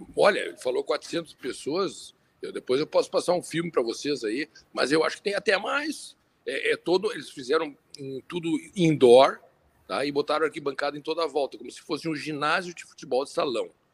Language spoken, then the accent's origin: Portuguese; Brazil; como brasileiros